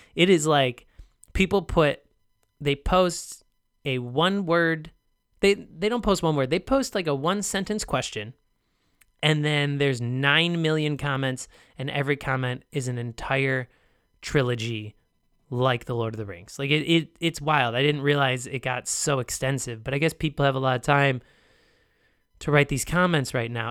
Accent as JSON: {"language": "English", "country": "United States", "tie": "born or raised there", "said": "I'm American"}